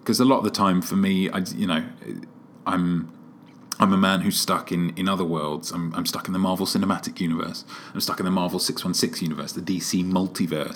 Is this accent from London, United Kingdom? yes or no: yes; London, United Kingdom; moved away as an adult; now in Seattle, United States; maybe it's the Brit in me. Maybe it's because I'm a Londoner